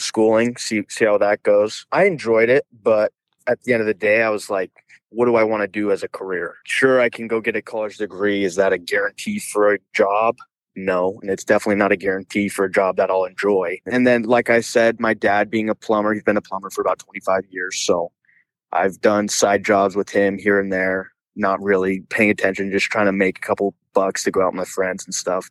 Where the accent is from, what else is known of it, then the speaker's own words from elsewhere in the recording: Queen Creek, Arizona, United States; I'm from the Queen Creek area